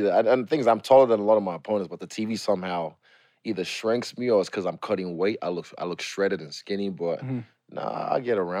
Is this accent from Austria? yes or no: no; New Zealand; also born or lived in Nigeria; I'm Nigerian. Football's not my thing. I'm from New Zealand. I don't play rugby, you know.